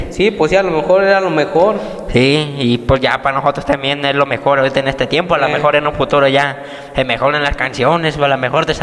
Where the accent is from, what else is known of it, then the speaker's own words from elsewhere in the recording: Techaluta de Montenegro, Jalisco, Mexico; nosotros somos de Techaluta de Montenegro, Jalisco.